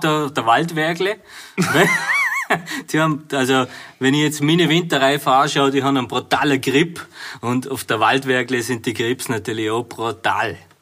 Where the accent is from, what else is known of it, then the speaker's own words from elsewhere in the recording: Bavaria, Germany; also born or lived in Vorarlberg; now in Austria; aus meiner Heimat, Bayern.